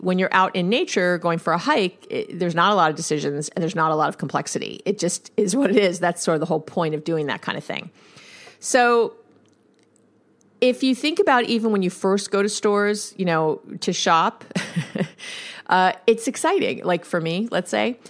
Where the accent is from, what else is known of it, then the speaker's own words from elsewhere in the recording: New York, United States; I'm a Jew from New York